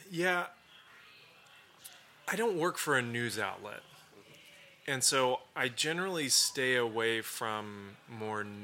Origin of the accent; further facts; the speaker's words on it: Turkey; the reason it's personal is because I grew up in Turkey.